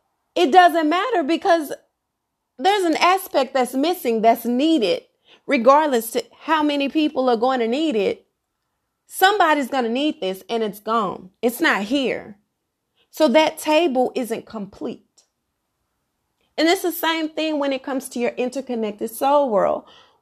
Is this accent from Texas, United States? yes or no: yes; Dallas, Texas, United States; I'm African American, okay? Black girl from the South, Dallas, Texas, by way of Oak Cliff. And where I am from, I have a very eclectic family, a big family